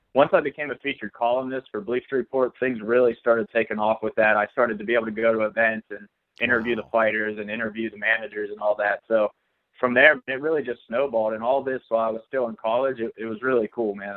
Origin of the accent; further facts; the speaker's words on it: McConnellsburg, Pennsylvania, United States; moved away as an adult; also born or lived in Morgantown, West Virginia; I grew up in South Central PA, so not actually in Pittsburgh at all. Uh, it was a little town called McConnellsburg, Pennsylvania, in Fulton County